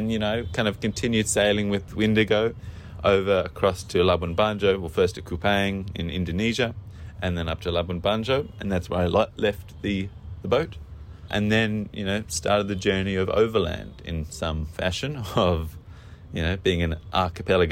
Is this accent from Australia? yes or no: yes; Australia; moved away as an adult; being an Australian, you know, a coastal Australian